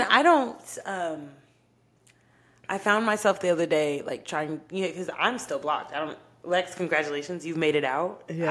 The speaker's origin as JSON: {"language": "English", "area": "Dallas–Fort Worth Metroplex", "region": "Texas", "country": "United States", "tie": "born or raised there", "also_born_or_lived": "Oklahoma", "said": "I was born in Oklahoma. Um, yeah, nothing special about that. I moved here uh, to the Metroplex when I was five, so I consider myself raised in Texas"}